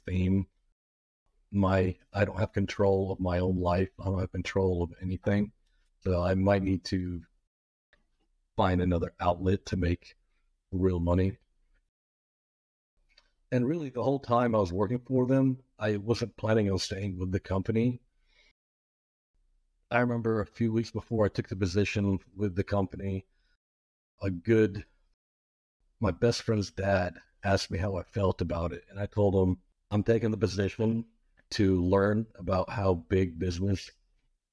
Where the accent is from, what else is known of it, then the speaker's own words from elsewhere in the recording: Birmingham, Alabama, United States; I was born here in Birmingham. We grew up in a really rough area